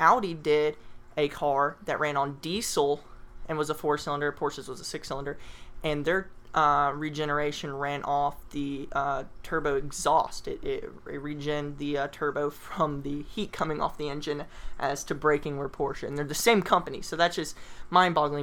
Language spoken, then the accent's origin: English; the South, United States; now in Atlanta, United States; we are from the South